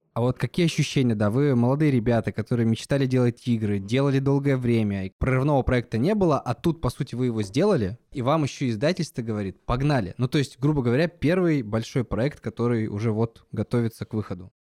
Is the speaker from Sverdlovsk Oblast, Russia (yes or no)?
yes; Yekaterinburg, Sverdlovsk Oblast, Russia; из моего родного города, в котором я жил, из Екатеринбурга